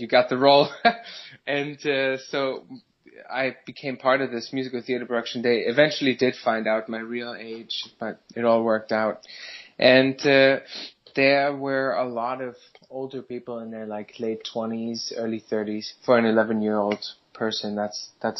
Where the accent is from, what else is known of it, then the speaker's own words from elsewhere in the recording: Germany; English is a second language; moved away as an adult; now in New York City, United States; I'm a band leader from New York City. Grew up in Germany. Moved here 6 years ago